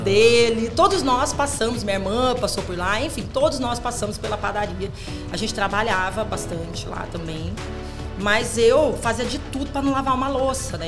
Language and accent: Portuguese; Ijuí, Rio Grande do Sul, Brazil; Eu nasci no Rio Grande do Sul, em Juí